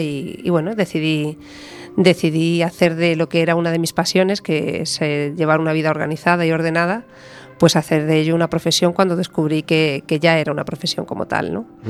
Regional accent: Galicia, Spain; aquí en Galicia

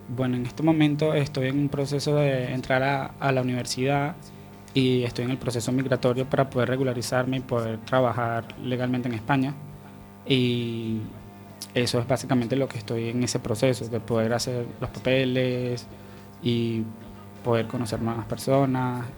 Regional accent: Venezuela; moved away as an adult; now in A Coruña, Spain; desde que salí de Venezuela

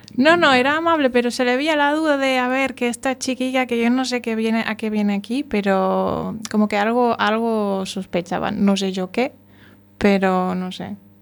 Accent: Germany; yo siendo alemana y apareciendo alemana

